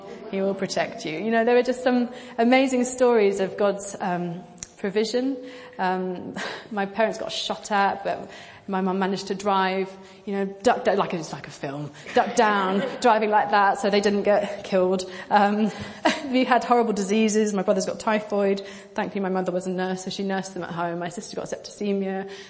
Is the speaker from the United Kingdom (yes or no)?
no; Pakistan; I grew up in Pakistan. I made reference to that when we did our panel. And I was a missionary kid. I lived there for 10 years.